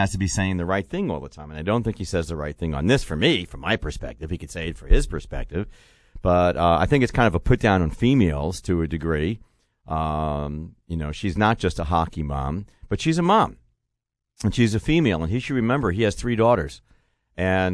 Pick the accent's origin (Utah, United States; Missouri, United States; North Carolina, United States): Missouri, United States; I'm from the Show Me State